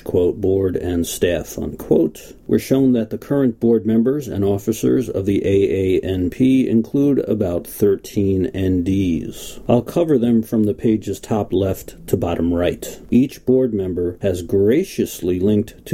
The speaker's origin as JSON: {"language": "English", "country": "United States"}